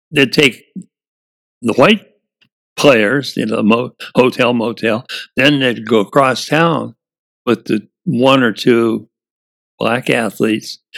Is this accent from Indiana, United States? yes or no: yes; Lafayette, Indiana, United States; I grew up in Lafayette, Indiana, we had three colored black Americans in our class.